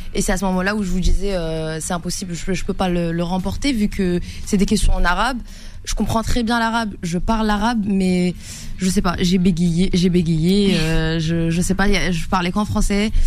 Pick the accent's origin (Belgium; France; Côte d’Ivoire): France; also born or lived in Casablanca, Morocco (family origin); je vis en France, j'ai grandi en France